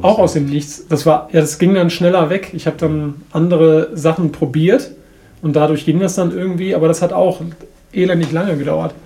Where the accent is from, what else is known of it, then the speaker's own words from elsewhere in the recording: Bremen, Germany; ich komme ja aus Bremen